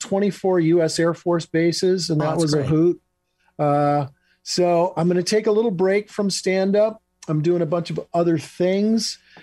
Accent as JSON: {"language": "English", "region": "Michigan", "country": "United States", "tie": "born or raised there", "also_born_or_lived": "Los Angeles", "moved": "as an adult", "said": "I'm in Michigan. I moved back to my home state of Michigan with my wife, and we're building a house here."}